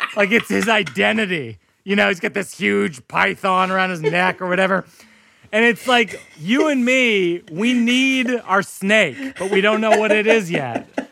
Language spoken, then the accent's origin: English; hometown of Sam Adams beer, Massachusetts, United States; It's my hometown beer.